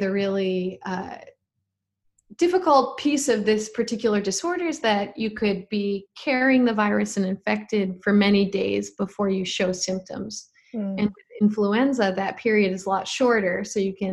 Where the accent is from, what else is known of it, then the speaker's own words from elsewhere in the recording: Colorado, United States; I'm from Colorado